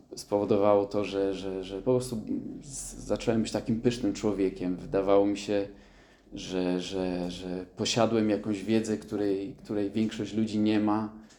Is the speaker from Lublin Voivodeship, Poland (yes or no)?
no; Krynica-Zdrój, Lesser Poland, Poland; urodziłem się na południu Polski, w Krynicy Zdrój